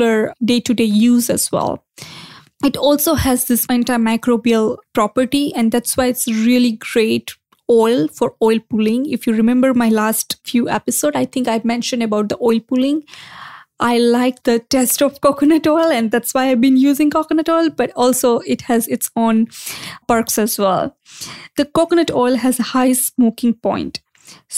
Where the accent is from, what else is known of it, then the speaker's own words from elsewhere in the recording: India; growing up in India